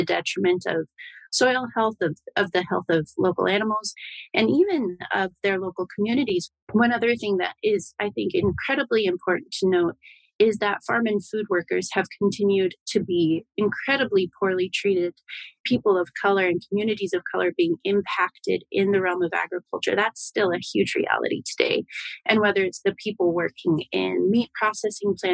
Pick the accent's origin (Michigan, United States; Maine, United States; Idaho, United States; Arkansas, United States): Idaho, United States; the West, which is where I grew up in Idaho